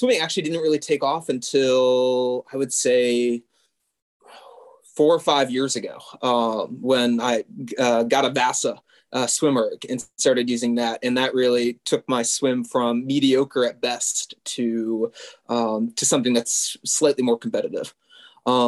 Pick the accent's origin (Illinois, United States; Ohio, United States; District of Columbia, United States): District of Columbia, United States; Washington; moved away as an adult; now in Jordan; I grew up in the Washington, D.C. area